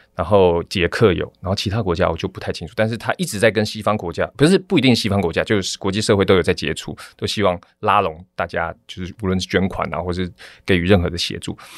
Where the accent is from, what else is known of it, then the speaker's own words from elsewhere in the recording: Taiwan; 我是从台湾来